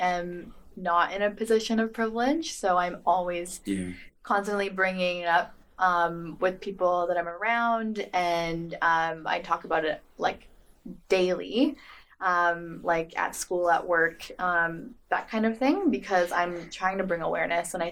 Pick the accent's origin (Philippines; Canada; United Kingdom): Canada; Alberta; now in Vancouver, Canada; I'm Indigenous and I'm Cree from Alberta